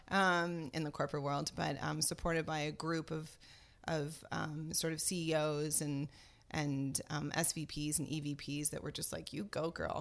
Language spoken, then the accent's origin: English; France; moved away as an adult; also born or lived in Paris suburbs / New York City; now in United States; was born and raised in France. I came to the United States in nineteen ninety-three.